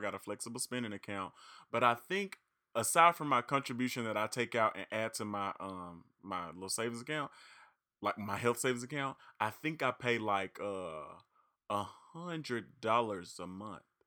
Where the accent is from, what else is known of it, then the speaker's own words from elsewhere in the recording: Reed, Arkansas, United States; I'm from Reed and McGee and Dumas are neighboring cities, neighboring towns.